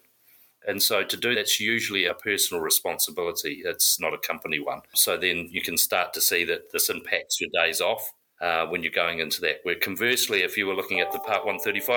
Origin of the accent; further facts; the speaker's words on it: South Africa; also born or lived in South Island, New Zealand / Tumon Bay, Guam; now in United States; So I'm originally from New Zealand, South Island, but I grew up in South Africa